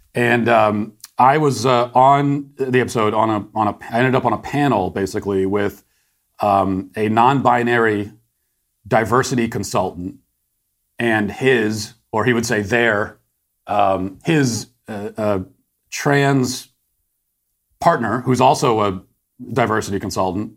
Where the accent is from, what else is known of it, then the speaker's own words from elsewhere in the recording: United States; I'm embarrassed as an American to have something like this in my country.